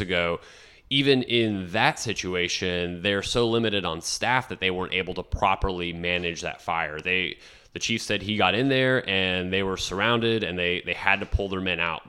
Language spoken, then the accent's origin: English; San Benito, Texas, United States; moved away as an adult; also born or lived in Kansas City, Missouri / San Miguel de Allende, Mexico / South Padre Island, Texas / Laguna Vista, Texas; now in San Marcos, United States; my family found our lifelong home in San Benito, Texas